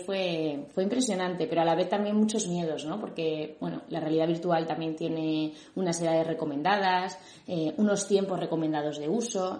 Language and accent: Spanish; Madrid, Community of Madrid, Spain; yo soy de Madrid, pero me tuve que desplazar en diferentes ocasiones